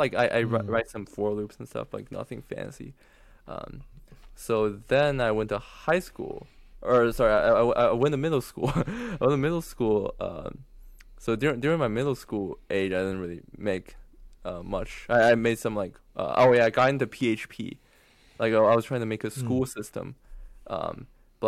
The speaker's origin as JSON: {"language": "English", "country": "China", "tie": "born or raised there", "moved": "yes", "said": "I was from China"}